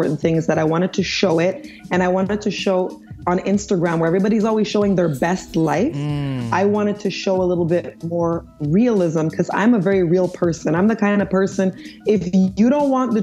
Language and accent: English; Montreal, Quebec, Canada; also born or lived in Nigeria; I'm an American Canadian. I was born in Montreal, Quebec.